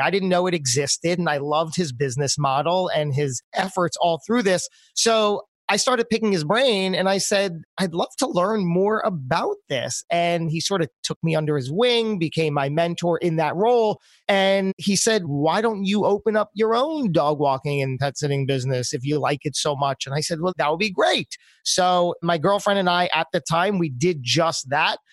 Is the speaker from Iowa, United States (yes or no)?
no; New Jersey, United States; moved away as an adult; also born or lived in New York City; my home state of New Jersey